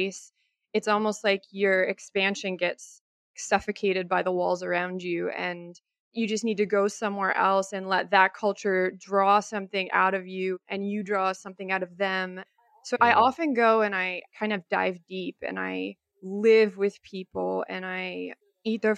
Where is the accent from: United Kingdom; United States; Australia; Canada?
Canada; now in Costa Rica; I am Canadian, born and raised on a small island off of the East Coast